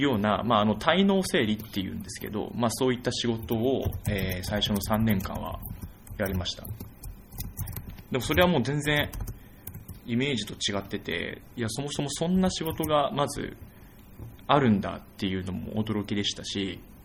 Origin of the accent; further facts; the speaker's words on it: Saitama, Japan; あ私、埼玉出身なんですけど